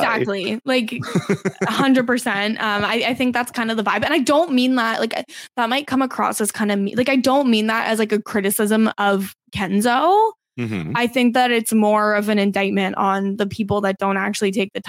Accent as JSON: {"language": "English", "country": "Canada", "said": "as a Canadian."}